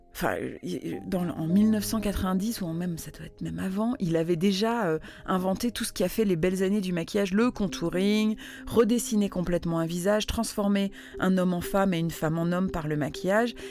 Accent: Netherlands; moved away; J'ai grandi aux Pays-Bas

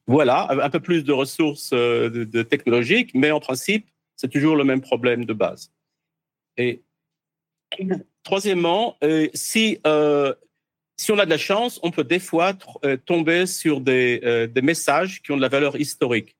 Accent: France; moved away as an adult; Je suis né en France. J'ai quitté la France à peu près 40 ans. J'ai fait des études secondaire en France.

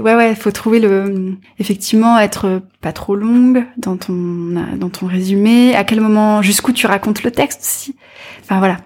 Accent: near Caen, Normandy, France; J'ai grandi, alors pas dans Caen même en fait, mais pas très loin, dans un petit village près de la mer

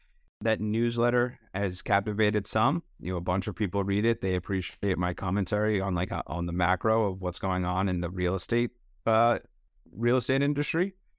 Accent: Connecticut, United States; I'm from Fairfield County, Connecticut, which is about 30 miles north of New York City.

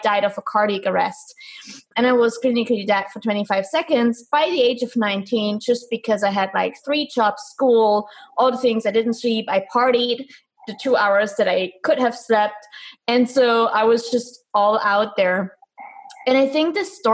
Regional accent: East Germany, Germany; I'm from Germany, specifically from East Germany. So I was born behind the wall

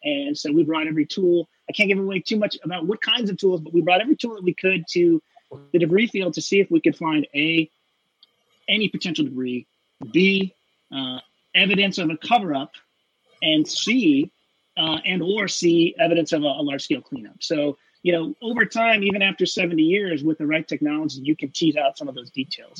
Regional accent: Pacific Northwest, United States; I'm from the Pacific Northwest.

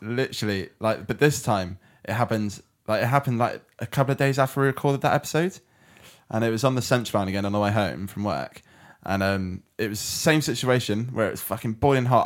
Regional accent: United Kingdom; I'm British

